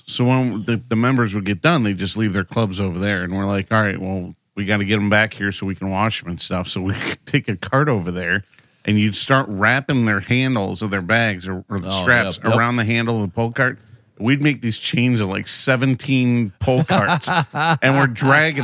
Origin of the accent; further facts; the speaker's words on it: Toledo, Ohio, United States; growing up in Toledo, I worked at Heather Downs Country Club